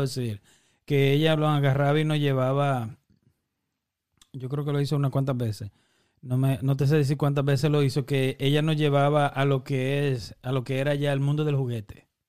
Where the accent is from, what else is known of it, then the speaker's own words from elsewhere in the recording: Dominican Republic; moved away; nosotros que somos dominicanos